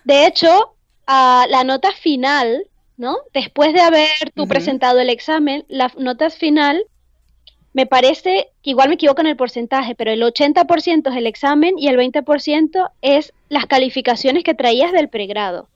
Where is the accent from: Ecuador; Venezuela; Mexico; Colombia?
Venezuela; moved away as an adult; also born or lived in Salamanca, Spain; now in Spain; yo vengo de Venezuela